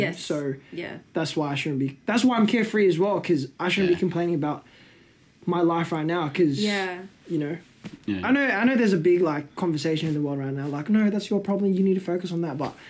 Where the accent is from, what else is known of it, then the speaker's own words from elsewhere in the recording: Melbourne, Victoria, Australia; that definitely comes from my Aussie side, because I'm Australian at the end of the day. You know? I was born and raised here. Yeah, obviously, my nationality's Filo, but if you ask me, like, to label what I am, I'm Australian.